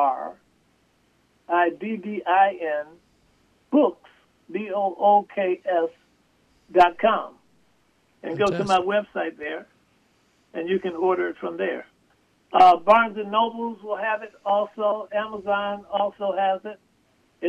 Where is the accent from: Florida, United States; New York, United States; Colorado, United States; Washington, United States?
New York, United States; Buffalo; I was born and raised in Buffalo, New York